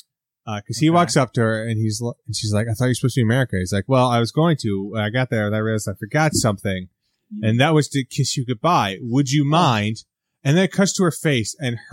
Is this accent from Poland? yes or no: no; England, United Kingdom; And law and me and all of England, because I'm English and in England.